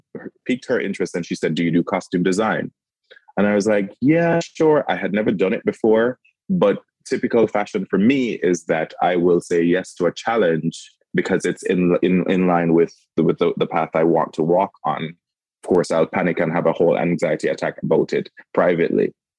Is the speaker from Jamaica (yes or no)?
yes; Kingston, Jamaica; moved away; I grew up in Kingston, Jamaica.